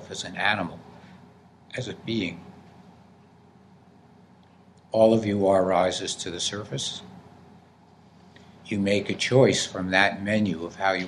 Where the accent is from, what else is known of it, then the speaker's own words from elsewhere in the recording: New Jersey, United States; I come from New Jersey